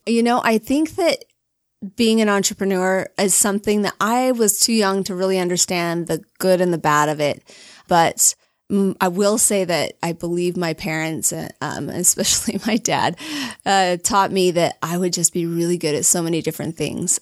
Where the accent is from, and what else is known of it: Alpine, Utah, United States; born or raised there; also born or lived in Logan, Utah